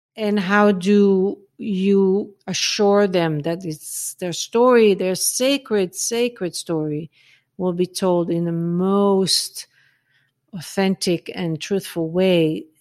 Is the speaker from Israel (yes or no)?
yes; Israel; moved away; also born or lived in North Africa; I grew up in Israel